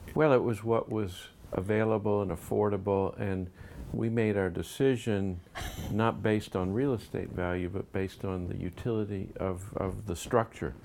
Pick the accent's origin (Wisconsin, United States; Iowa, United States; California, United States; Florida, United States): Florida, United States; Miami; moved away as an adult; also born or lived in Philadelphia / New York; now in Chattanooga, United States; I grew up in Miami, did my training in Philadelphia, then New York